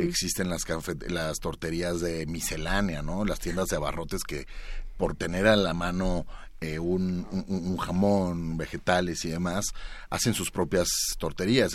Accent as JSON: {"language": "Spanish", "country": "Mexico", "said": "lo que somos nosotros como mexicanos"}